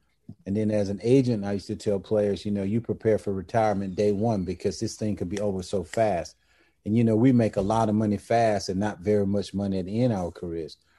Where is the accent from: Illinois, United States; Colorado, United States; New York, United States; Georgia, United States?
Georgia, United States; moved away as an adult; growing up in Georgia, we really didn't see that much NBA